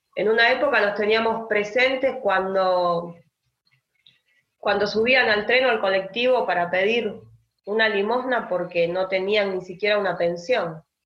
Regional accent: Argentina; como argentinos

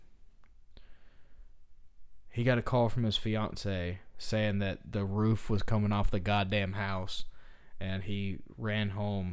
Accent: Fortson, Georgia, United States; I grew up in Fortson, Georgia, in Harris County, Georgia

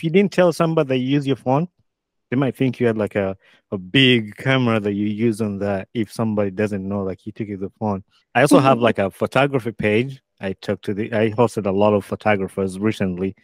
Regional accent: Uganda; now in United States; I grew up in Uganda

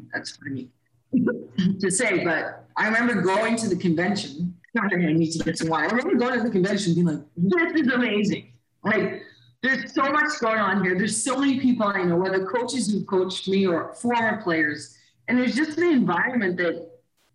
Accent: Canada; also born or lived in Caribbean; I moved to Canada when I was 8.

